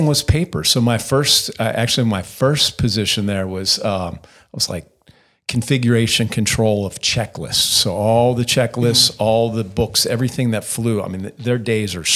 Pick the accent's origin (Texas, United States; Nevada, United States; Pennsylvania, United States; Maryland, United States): Pennsylvania, United States; Pittsburgh; moved away as an adult; I grew up in Pittsburgh